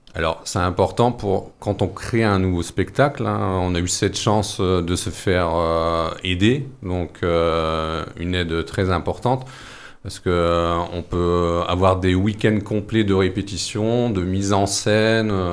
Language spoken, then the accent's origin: French; Noyelles-Godault, Hauts-de-France, France; j'ai passé mon enfance sur Noyer-le-Godot et j'ai toujours vécu dans, dans ce milieu euh, minier